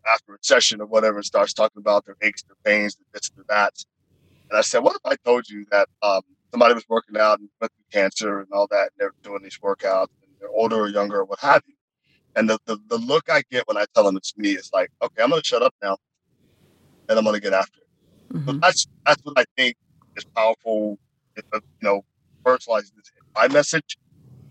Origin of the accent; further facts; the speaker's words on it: Dayton, Ohio, United States; as a young man growing up in Ohio in Dayton